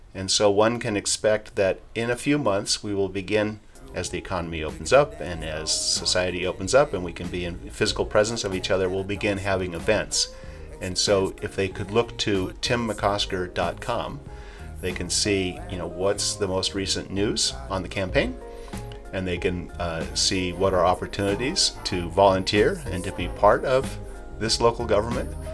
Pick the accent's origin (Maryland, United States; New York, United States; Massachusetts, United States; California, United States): California, United States; Los Angeles; I was born and raised here in the harbor area